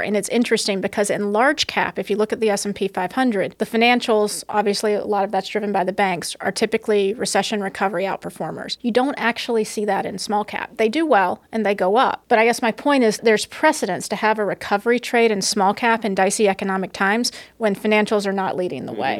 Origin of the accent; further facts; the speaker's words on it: the South, United States; now in New York, United States; I grew up in the South